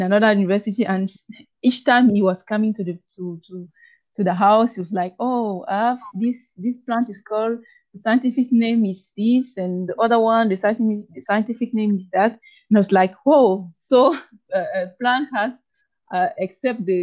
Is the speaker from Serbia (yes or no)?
no; Cameroon; English is a second language; also born or lived in Belgium; I did my primary, secondary, and part of my university studies in Cameroon. So I am, since Cameroon is a bilingual country, so we speak both English and French, and I'm from the French part